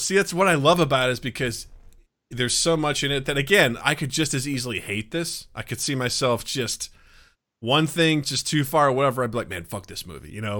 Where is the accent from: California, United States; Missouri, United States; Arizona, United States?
Missouri, United States; Kirksville; my hometown of Kirksville, Missouri